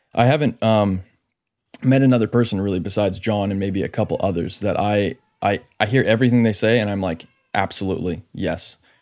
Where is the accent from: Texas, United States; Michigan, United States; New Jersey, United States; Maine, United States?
Maine, United States; I'm from Maine